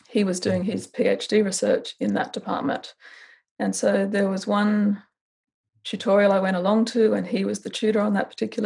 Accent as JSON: {"language": "English", "town": "Canberra", "region": "Australian Capital Territory", "country": "Australia", "tie": "born or raised there", "said": "I grew up in Canberra, capital city, with my brother and my parents"}